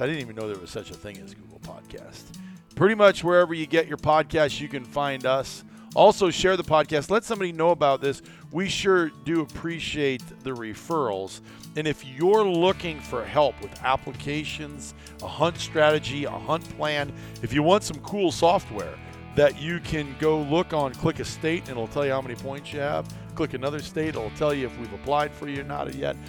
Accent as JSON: {"language": "English", "region": "Iowa", "country": "United States", "tie": "born or raised there", "moved": "as an adult", "said": "Iowa, growing up. I left there in eighteen when I was eighteen years old"}